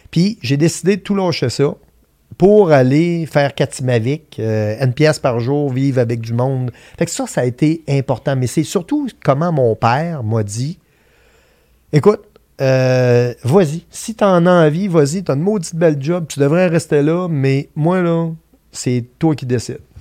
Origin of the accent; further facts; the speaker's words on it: Vallée-Jonction, Quebec, Canada; je viens de Vallée-Jonction, qui est un dans la Beauce, on est connu pour être les colons de vallée.